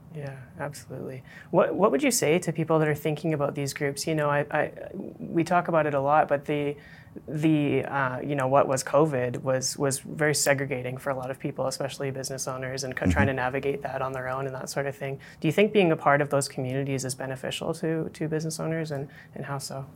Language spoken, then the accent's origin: English; Calgary, Alberta, Canada; I grew up here in Calgary